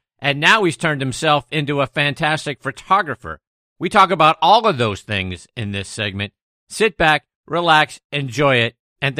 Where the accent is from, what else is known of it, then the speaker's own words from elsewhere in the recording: Pittsburgh, Pennsylvania, United States; the opposite side of the state from my hometown of Pittsburgh.